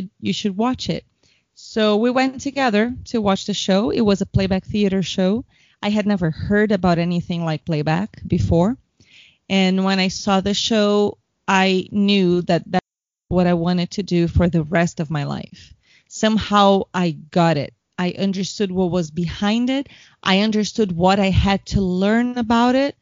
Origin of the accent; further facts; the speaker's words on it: São Paulo, Brazil; English is a second language; I'm from São Paulo, Brazil, where I've been living currently